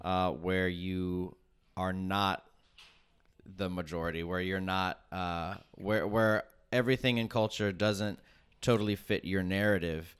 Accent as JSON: {"language": "English", "town": "Tulsa", "region": "Oklahoma", "country": "United States", "said": "I'm from Tulsa."}